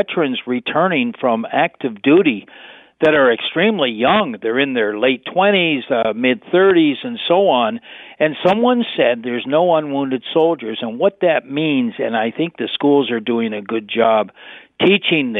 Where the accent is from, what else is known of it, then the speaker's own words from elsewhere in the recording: Canada; we are united as Canadians